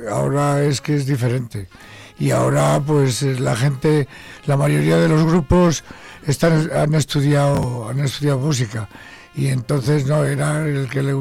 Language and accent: Spanish; Zamora, Castile and León, Spain; also born or lived in Salamanca